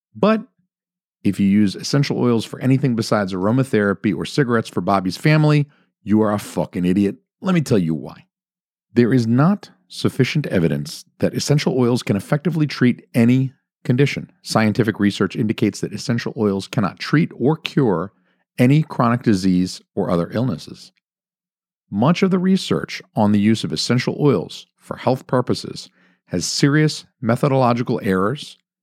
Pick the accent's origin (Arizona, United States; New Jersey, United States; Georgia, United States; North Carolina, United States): Georgia, United States; moved away as an adult; also born or lived in Atlanta, Georgia; now in New Hampshire, United States; I'm from Georgia.